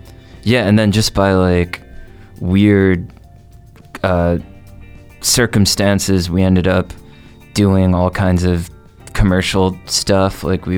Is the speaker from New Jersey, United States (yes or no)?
yes; New Jersey, United States; I'm from Jersey.